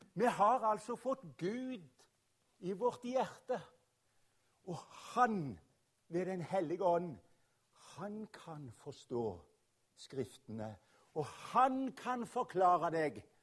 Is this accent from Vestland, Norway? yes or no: no; Rogaland, Norway; also born or lived in Oslo; jeg kommer fra Rogaland